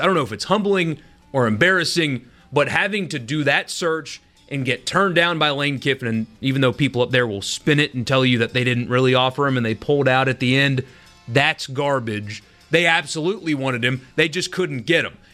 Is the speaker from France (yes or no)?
no; South Carolina, United States; also born or lived in Harrisburg, Pennsylvania / Boston / Nashville; now in Mississippi, United States; my home state of South Carolina